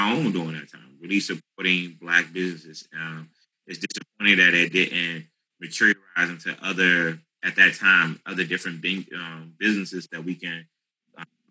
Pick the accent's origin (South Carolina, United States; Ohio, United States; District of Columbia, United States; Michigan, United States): District of Columbia, United States; Washington; also born or lived in Capitol Heights, Maryland; Initially born and raised in Southeast DC off Atlantic and Livingston Road.